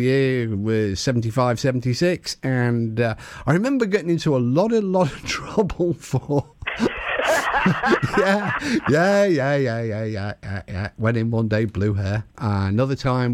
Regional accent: Merseyside, North West England, United Kingdom; moved away; I'm not from round here. I'm from Merseyside.

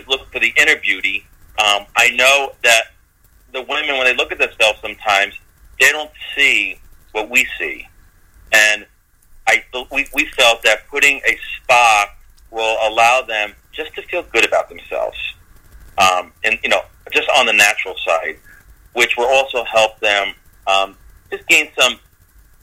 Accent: New York City, New York, United States; now in Pennsylvania, United States; I'm from Brooklyn too, so you know, we had like one tree on the block over here

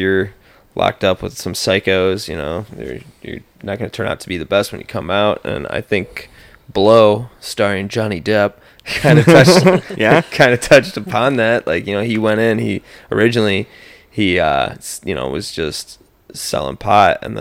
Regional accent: Chardon, Ohio, United States; growing up in Little Chardon, Ohio, suburb of Cleveland

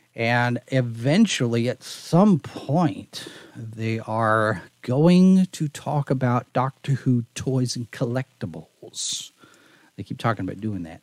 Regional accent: Texas, United States; moved away; I'm from Texas

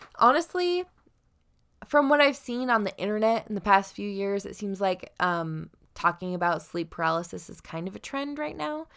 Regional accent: Southern Idaho, United States; now in Washington, United States; we're from Southern Idaho at first

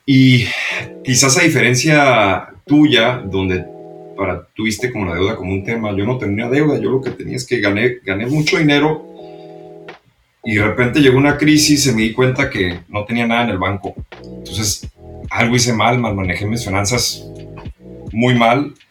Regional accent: Mexico; moved away as an adult; also born or lived in New York, United States; now in United States; aquí en Estados Unidos, yo también crecí en México, vine a la Universidad de Estados Unidos

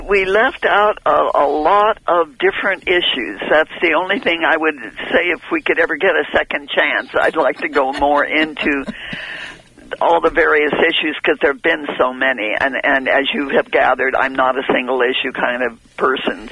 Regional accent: San Luis Obispo, California, United States; moved away; I came from San Luis Obispo

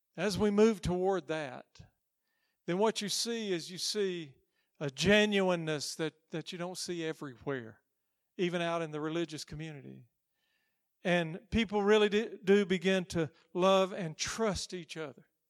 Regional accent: United States; I'm American

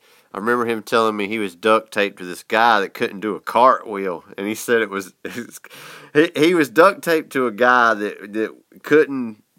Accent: the South, United States; He could tell I was from the South by the way I talk.

